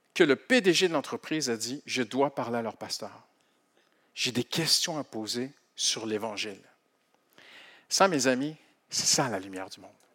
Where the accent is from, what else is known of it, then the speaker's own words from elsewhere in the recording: Canada; Moi, je suis du Canada.